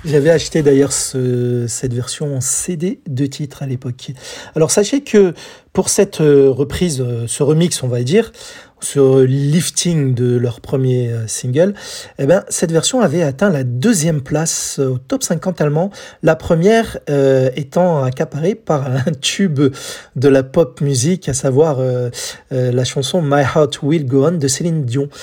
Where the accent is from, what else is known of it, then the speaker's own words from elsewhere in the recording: France; chez nous en France